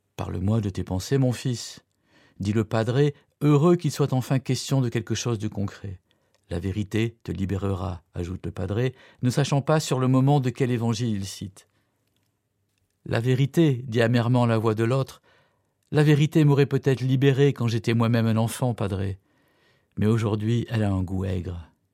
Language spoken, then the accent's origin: French; Cologne, North Rhine-Westphalia, Germany; je suis né et j'ai grandi à Cologne